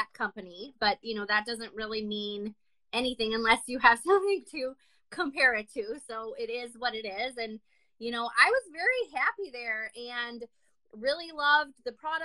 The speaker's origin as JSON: {"language": "English", "region": "Wisconsin", "country": "United States", "tie": "born or raised there", "also_born_or_lived": "New York / Chicago", "said": "I grew up in Wisconsin and I live here now"}